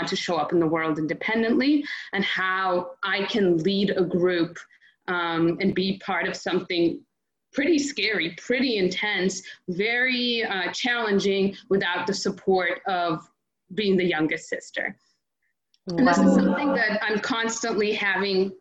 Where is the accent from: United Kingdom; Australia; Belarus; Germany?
Belarus; first language Russian; English is a second language; moved away; I was born in Belarus, so that was my first language.